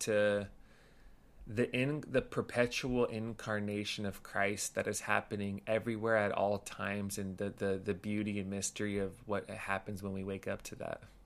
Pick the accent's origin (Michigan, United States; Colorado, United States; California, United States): California, United States; Los Angeles; so grew up in L A, in the San Gabriel Valley